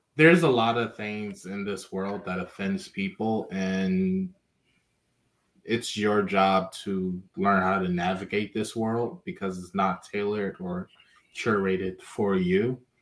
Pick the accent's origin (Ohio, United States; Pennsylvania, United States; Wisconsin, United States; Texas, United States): Pennsylvania, United States; Philadelphia; I'm from Philadelphia